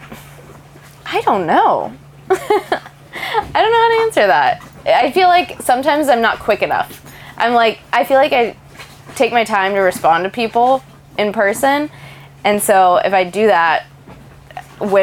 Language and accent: English; Dallas, Texas, United States; I'm from Dallas